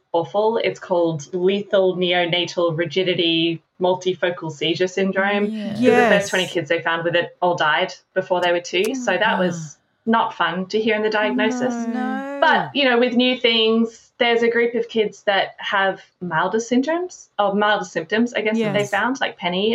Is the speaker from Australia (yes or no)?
yes; Australia; moved away as an adult; also born or lived in Orbost, Victoria / Broken Hill, New South Wales / Melbourne, Victoria; now in California, United States; I grew up in Australia, but I've been living in California since about 2003